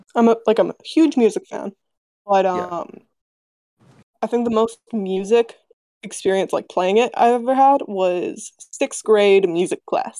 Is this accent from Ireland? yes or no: no; Canada; I am Canadian.